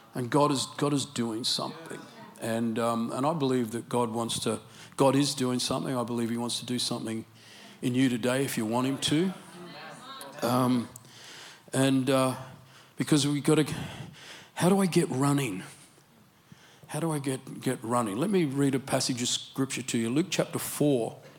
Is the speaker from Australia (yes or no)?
yes; Australia; accent: Australian English; My Australian English accent